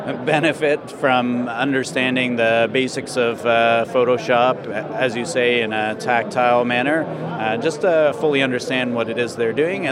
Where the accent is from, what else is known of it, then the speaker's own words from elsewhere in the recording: Kitchener-Waterloo, Ontario, Canada; We're from Canada. Oh, really? Where in Canada? So about an hour outside of Toronto. It's called Kitchener-Waterloo.